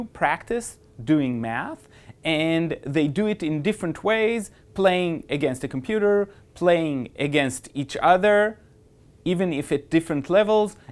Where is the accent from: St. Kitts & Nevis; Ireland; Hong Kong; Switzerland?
Switzerland; moved away; I was born in Switzerland